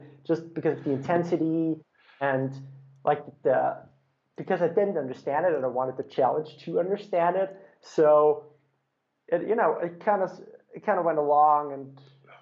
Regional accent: Austria; I actually live in Austria. I was born here

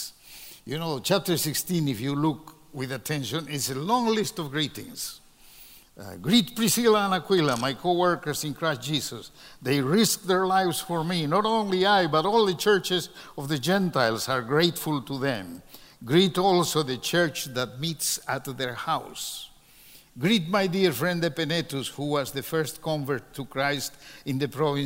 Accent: Peru; my country, to Peru.

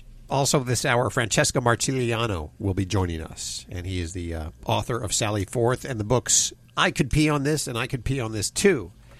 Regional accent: Denver, Colorado, United States; I was born and raised in Denver, Colorado.

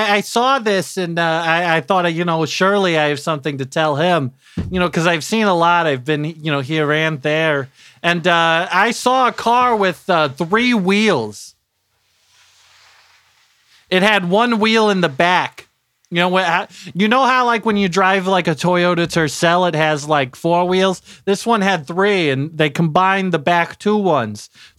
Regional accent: Terre Haute, Indiana, United States; I'm homegrown. I'm here from Terre Haute. Never left. Not once, you know?

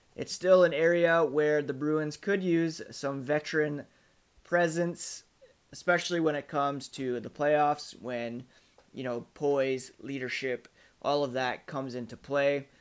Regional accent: Ottawa, Ontario, Canada; moved away; I grew up in Ottawa, uh, well, I guess from around kindergarten through to college.

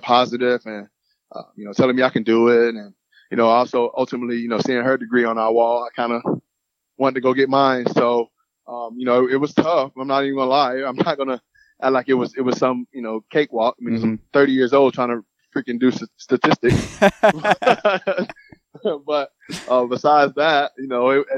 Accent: Lakeland, Florida, United States; now in Gainesville, United States; I'm from Lakeland, which is, you know, hour and a half from here

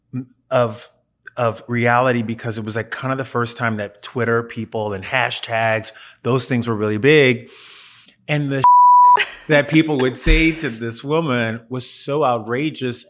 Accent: Louisiana, United States; I grew up in Louisiana

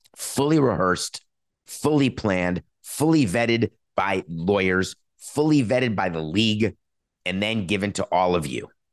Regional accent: New York City, New York, United States; growing up in New York City, when Valley Girl came out, I was a kid

